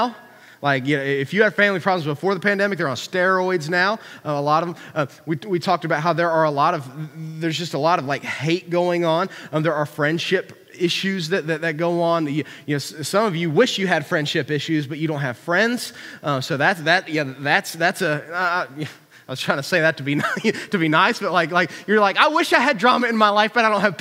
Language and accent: English; Huntington, United States; I'm from Hicktown, USA